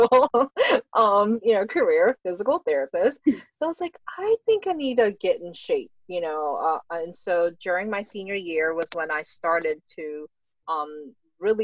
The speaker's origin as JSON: {"language": "English", "country": "Philippines", "said": "I'm Filipino, we eat rice every day"}